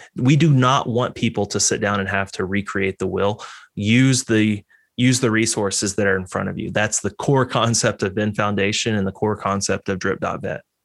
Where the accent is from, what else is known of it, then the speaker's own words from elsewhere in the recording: Texas, United States; moved away; I grew up in Texas.